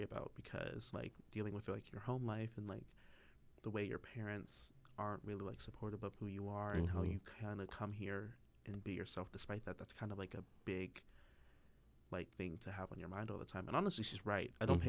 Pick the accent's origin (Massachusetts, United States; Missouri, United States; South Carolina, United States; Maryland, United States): Maryland, United States; moved away as an adult; now in North Carolina, United States; I am from Maryland.